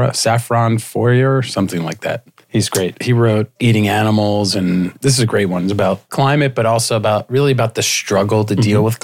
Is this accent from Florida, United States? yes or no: yes; Florida, United States; I'm a Florida boy.